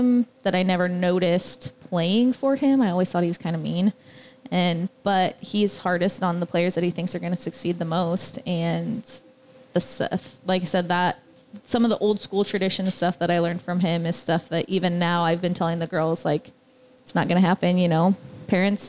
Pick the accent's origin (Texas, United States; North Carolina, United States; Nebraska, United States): Nebraska, United States; Ogallala; also born or lived in Torrington, Wyoming; I grew up in Ogallala